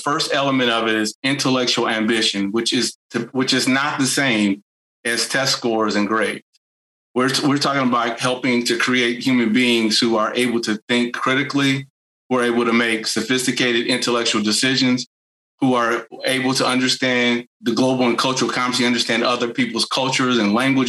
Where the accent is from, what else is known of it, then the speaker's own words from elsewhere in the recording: Gary, Indiana, United States; moved away; I'm from Gary originally.